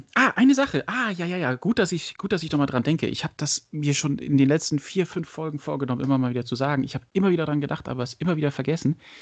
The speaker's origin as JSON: {"language": "German", "area": "Frankfurt area", "region": "Hesse", "country": "Germany", "moved": "yes", "said": "ich habe ja auch lange in Frankfurt und Umgebung gewohnt. Ähm, ich komme ja aus der Ecke."}